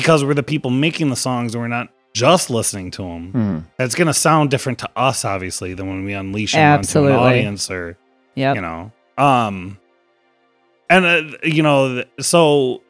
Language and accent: English; Rochester, United States; Rochester. We're local